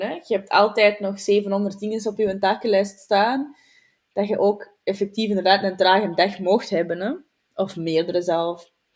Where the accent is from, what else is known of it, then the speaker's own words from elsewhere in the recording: Flanders, Belgium; bij ons in Vlaanderen